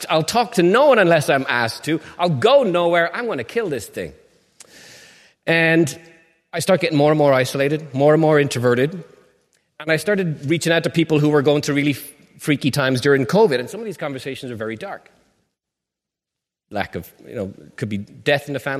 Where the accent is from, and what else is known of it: Ireland; moved away